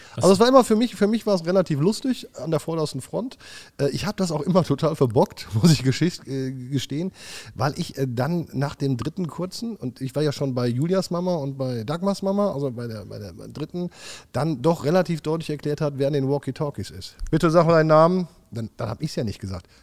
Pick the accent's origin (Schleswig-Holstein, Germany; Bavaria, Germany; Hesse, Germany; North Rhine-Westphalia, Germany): North Rhine-Westphalia, Germany; Wipperfürth; also born or lived in Hückeswagen; Aber ich bin gebürtiger Wipperfield. Das ist mein Heimatland, mein Heimatdorf hier